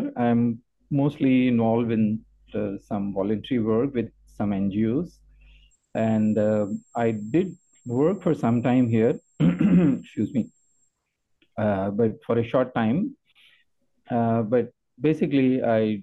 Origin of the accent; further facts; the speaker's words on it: Lahore, Punjab, Pakistan; moved away as an adult; now in Penang, Malaysia; I'm originally from Lahore, Pakistan